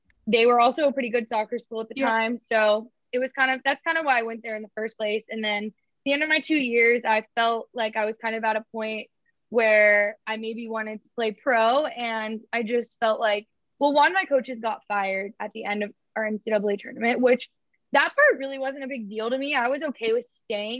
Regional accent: Georgia, United States; I'm from Georgia

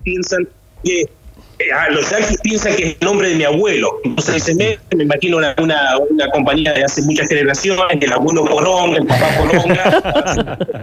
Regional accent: Argentina; moved away as an adult; now in Detroit, United States; mantener la identidad argentina de nosotros

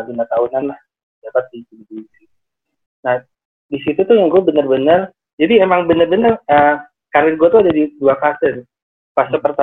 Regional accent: Cirebon, West Java, Indonesia; Saya di Kabupaten Cirebon pak.

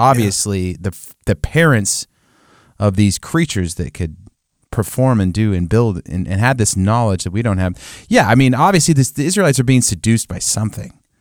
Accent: United States; we as American Christians

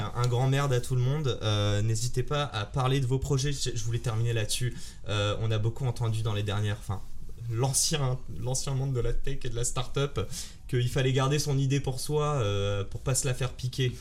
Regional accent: Morocco; Je suis marocain

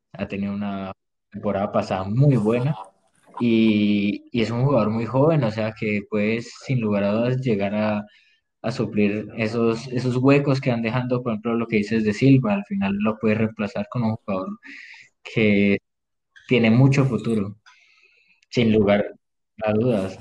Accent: Colombia; como colombiano

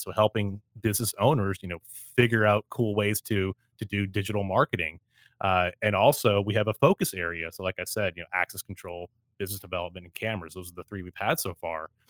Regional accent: Canada; I'm Canadian

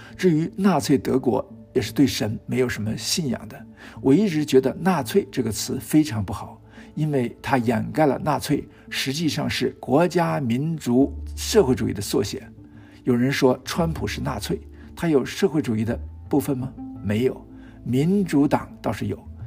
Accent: China; 从我们中国人的角度看

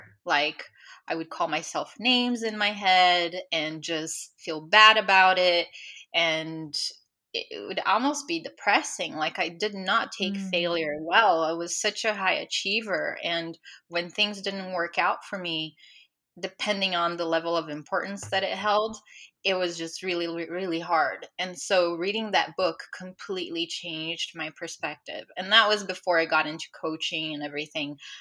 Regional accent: Brazil; moved away; I'm from Brazil, so obviously still have family and friends there

